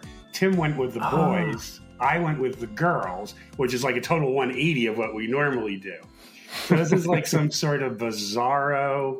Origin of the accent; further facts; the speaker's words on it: Pittsburgh, Pennsylvania, United States; Well, I'm from Pittsburgh.